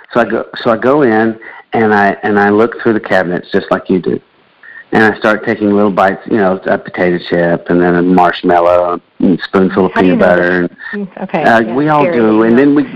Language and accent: English; Central Florida, United States; I grew up in Florida